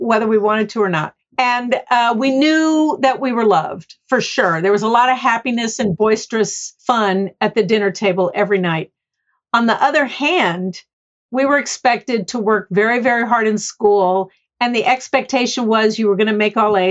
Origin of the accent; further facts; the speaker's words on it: Houston, Texas, United States; I was born down in Houston, Texas, with two parents from the East Coast.